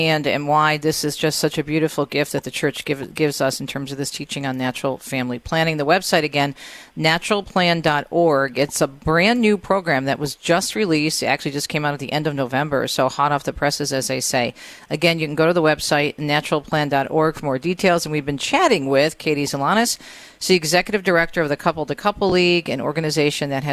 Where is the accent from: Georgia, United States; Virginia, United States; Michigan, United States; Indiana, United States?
Michigan, United States; a parish in my home state in the Diocese of Lansing, Michigan